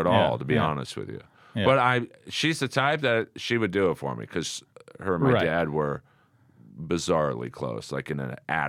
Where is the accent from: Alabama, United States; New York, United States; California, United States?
California, United States; Los Angeles; I grew up in Bel Air.